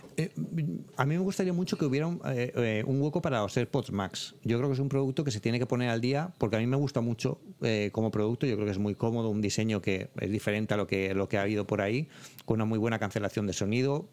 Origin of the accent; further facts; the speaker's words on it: Elche, Valencian Community, Spain; moved away; yo soy de Elche, que es una, ciudad de Alicante yo tengo a mi, mi, familia, mi hermana, mi sobrino allí